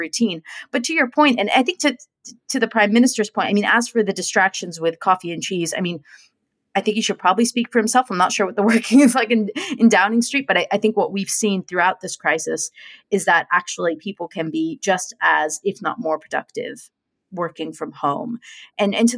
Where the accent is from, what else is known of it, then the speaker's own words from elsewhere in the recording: United States; moved away as an adult; now in London, United Kingdom; as an American, though, having moved to London